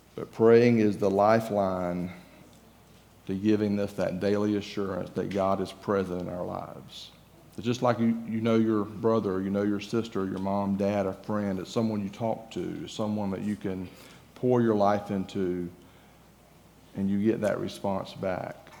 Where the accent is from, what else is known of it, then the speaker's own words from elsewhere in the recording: Georgia, United States; moved away as an adult; also born or lived in Florida; now in Texas, United States; I'm from Georgia, if you haven't figured out, I'm, my accent may give me away a little bit. But I'm from Georgia